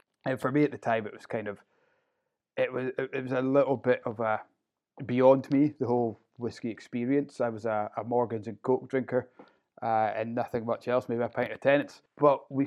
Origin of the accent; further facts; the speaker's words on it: Inverurie, Scotland, United Kingdom; So I'm a Northeast loon, born and brought up in Inverurie, and not really ventured far from it